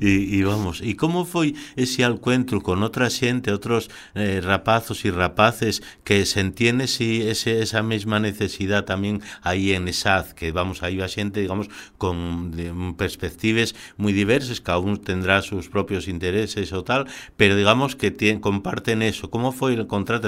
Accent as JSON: {"language": "Spanish", "town": "Sama", "region": "Asturias", "country": "Spain", "said": "que soy de Sama"}